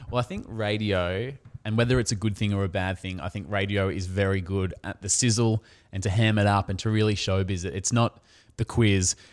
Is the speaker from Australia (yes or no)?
yes; Australia; we're Australian. So niche. Yeah, we're Australian.